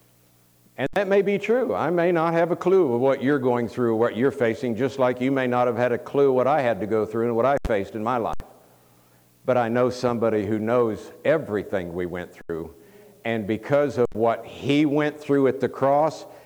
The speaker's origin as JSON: {"language": "English", "town": "Tampa", "region": "Florida", "country": "United States", "tie": "born or raised there", "moved": "as an adult", "said": "I was raised a Florida boy, born and raised in Tampa, Florida, lived there for 27 years"}